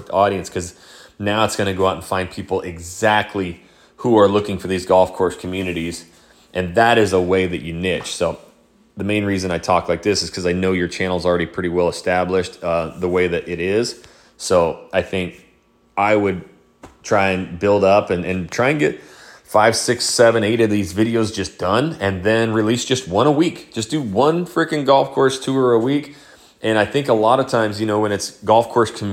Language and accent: English; Coeur d'Alene, Idaho, United States; moved away; my hometown of Coeur d'Alene, Idaho